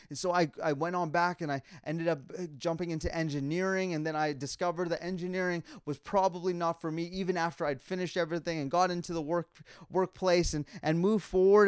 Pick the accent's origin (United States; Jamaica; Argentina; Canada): Canada; Calgary, Alberta; moved away; I was born and raised in Calgary, Alberta